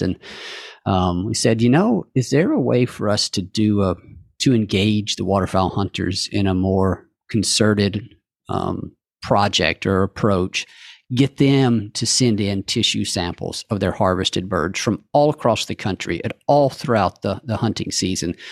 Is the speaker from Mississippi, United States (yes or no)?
yes; Calhoun County, Mississippi, United States; in Calhoun County, uh, is where I grew up